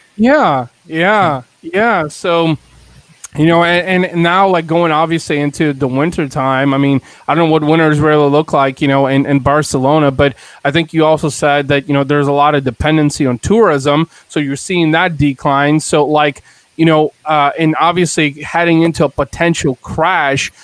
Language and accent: English; Bulgaria; now in United States; I was born in Bulgaria in Eastern Europe